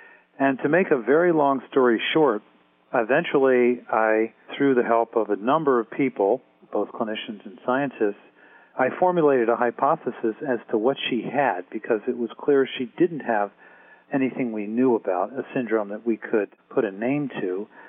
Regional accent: Baltimore, Maryland, United States; I grew up in Baltimore.

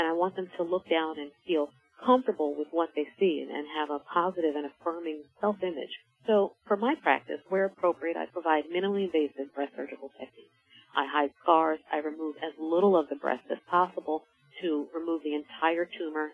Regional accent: Philadelphia, Pennsylvania, United States; I am from Philadelphia, a native of Philadelphia, and I chose this hospital in this community because there was such a need for a breast program.

